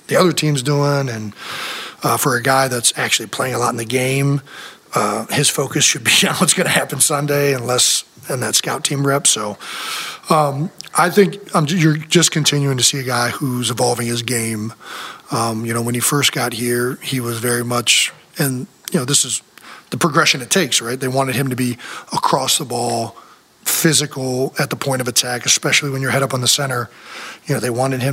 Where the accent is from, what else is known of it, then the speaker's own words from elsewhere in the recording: Cleveland, Ohio, United States; now in Philadelphia, United States; growing up in Cleveland